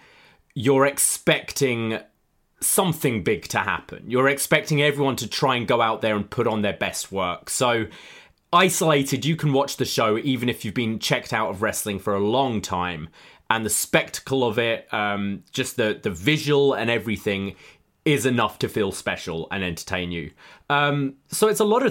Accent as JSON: {"language": "English", "region": "London", "country": "United Kingdom", "moved": "as an adult", "lives_now": "Toronto, Canada", "said": "I live in Toronto, but I am from the UK. I'm from London. I moved here just about 5 years ago."}